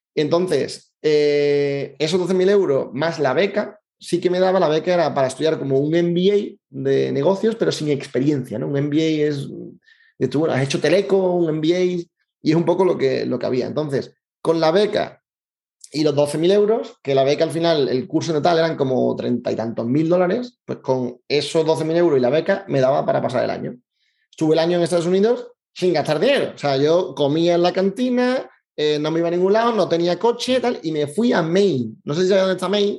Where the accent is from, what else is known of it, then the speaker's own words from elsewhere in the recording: Seville, Andalusia, Spain; soy de Sevilla, es una cosa importante de mí